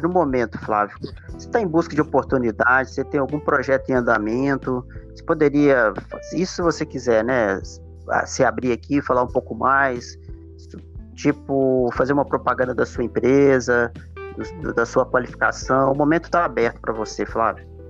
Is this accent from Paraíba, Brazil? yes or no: no; Viçosa, Minas Gerais, Brazil; moved away as an adult; also born or lived in Amapá; now in Imperatriz, Brazil; eu sou lá de Viçosa, Minas